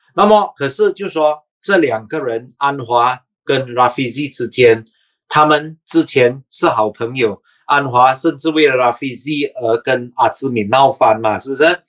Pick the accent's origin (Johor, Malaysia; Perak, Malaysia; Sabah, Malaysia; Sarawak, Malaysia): Sabah, Malaysia; 我是沙巴人